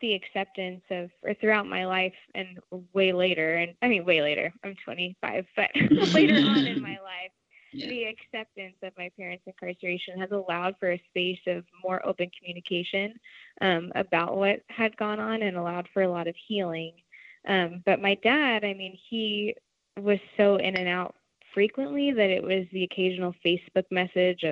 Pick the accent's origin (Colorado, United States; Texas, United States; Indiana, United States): Texas, United States; Arlington; moved away; I was raised in the Dallas-Fort Worth area, more specifically Arlington